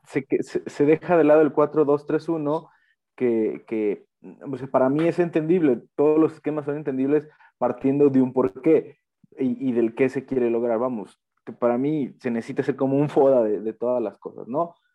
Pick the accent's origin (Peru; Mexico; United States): Mexico; Guadalajara, Jalisco; Uno como tapatío realmente vive de forma distinta ese partido